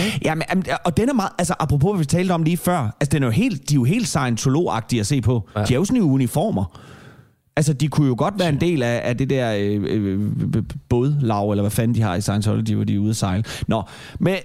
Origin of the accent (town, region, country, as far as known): Denmark